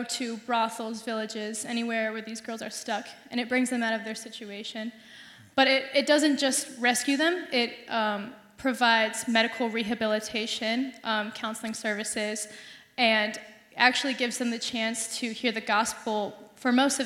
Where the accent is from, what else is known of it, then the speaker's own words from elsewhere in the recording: Fort Wayne, Indiana, United States; moved away as an adult; now in Bloomington, United States; I am also from Fort Wayne, Indiana